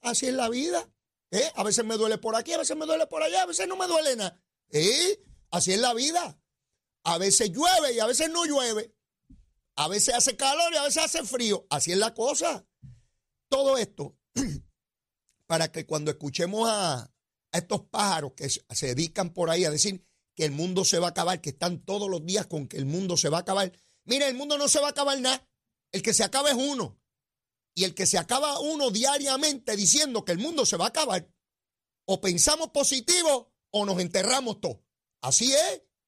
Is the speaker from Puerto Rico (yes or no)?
yes; Puerto Rico; nuestro pueblo de Puerto Rico